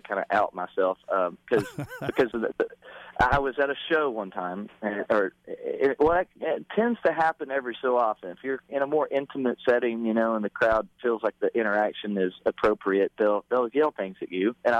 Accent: Texas, United States; growing up in Texas

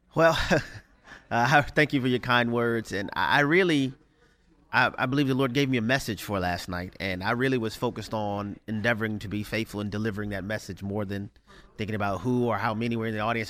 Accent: New Orleans, Louisiana, United States; I grew up in New Orleans, Louisiana

